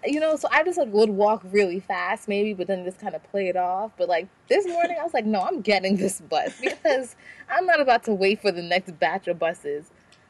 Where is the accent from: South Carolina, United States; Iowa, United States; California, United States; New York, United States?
New York, United States; Queens; And we come from Queens.